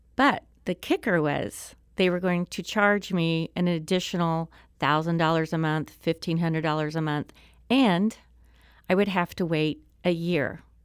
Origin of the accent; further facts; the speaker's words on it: Springfield, Missouri, United States; moved away as an adult; also born or lived in Harrison, Arkansas / Tulsa, Oklahoma; now in Maryland Heights, United States; that moved me to Springfield, Missouri. And, uh, I lived there, f, you know, through high school